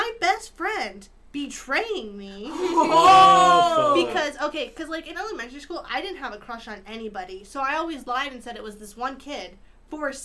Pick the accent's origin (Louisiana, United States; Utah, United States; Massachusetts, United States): Utah, United States; born or raised there